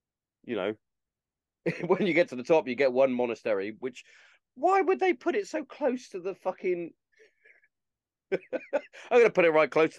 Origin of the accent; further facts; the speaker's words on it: England, United Kingdom; See, I go back to, because obviously being English, like even down to the football, like or soccer, it was just fucking amazing to watch.